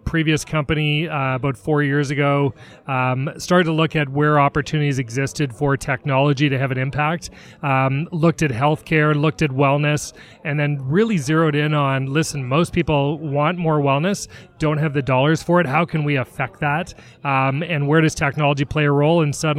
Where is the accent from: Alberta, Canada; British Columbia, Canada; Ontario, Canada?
Ontario, Canada; Toronto; now in Seattle, United States; I am born and raised in Toronto, in Canada. So you'll hear the A's and the out and abouts. Been in Seattle about 16 years.